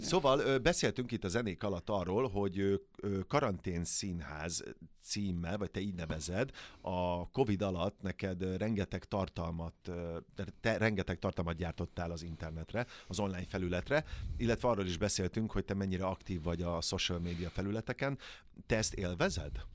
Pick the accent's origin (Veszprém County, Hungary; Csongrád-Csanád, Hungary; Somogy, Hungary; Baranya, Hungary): Somogy, Hungary; Kaposvár; moved away; én Kaposvári vagyok, csodálatos nagymamám volt